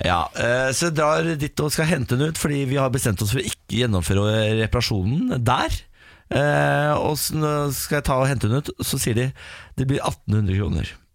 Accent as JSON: {"language": "Norwegian", "town": "Moss", "region": "Østfold", "country": "Norway", "said": "nå er jeg fra Moss."}